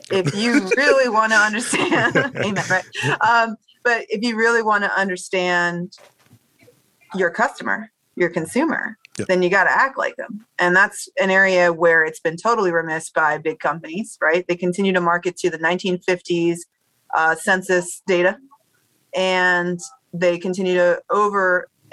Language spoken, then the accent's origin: English; Baltimore, Maryland, United States; moved away as an adult; also born or lived in Washington, D.C.; now that we're back in Bmore, and I do see some of the folks that I grew up with in first grade